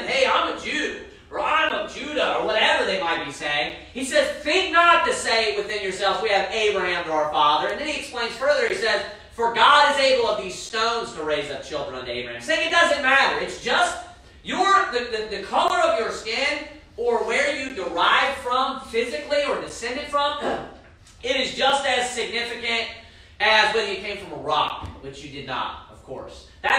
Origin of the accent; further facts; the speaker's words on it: Kentucky, United States; And I'm from Kentucky, for crying out loud.